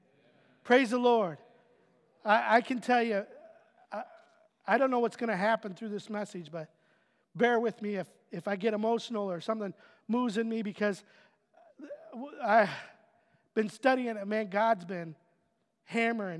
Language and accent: English; Otisville, United States; moved away; my hometown of Otisville